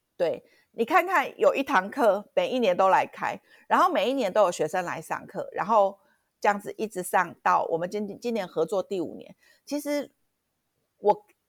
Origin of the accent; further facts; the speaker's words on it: Kaohsiung, Taiwan; 我们高雄人